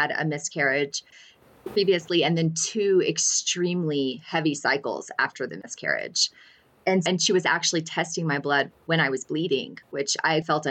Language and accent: English; Alabama, United States; now in New Mexico, United States; I'm actually from Alabama